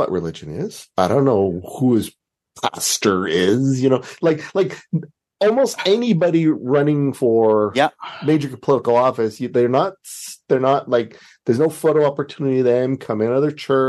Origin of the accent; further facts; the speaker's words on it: Canada; also born or lived in Seattle; I'm from Canada.